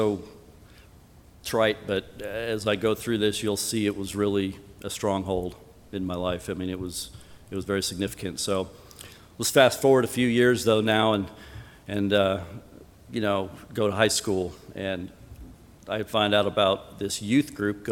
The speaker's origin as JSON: {"language": "English", "region": "Colorado", "country": "United States", "tie": "born or raised there", "moved": "yes", "said": "I was born and raised in Colorado in a non-Christian home"}